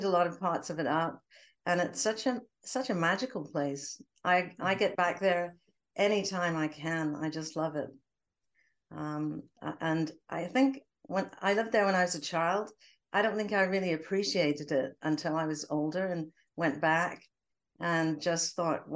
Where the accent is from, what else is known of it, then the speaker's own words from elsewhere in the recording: Durham, North East England, United Kingdom; now in Winnipeg, Canada; I'm not originally from Canada. I was born in England.